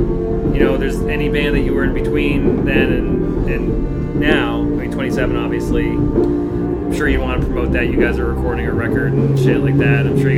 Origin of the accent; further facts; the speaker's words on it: Upton, Massachusetts, United States; I grew up in Upton.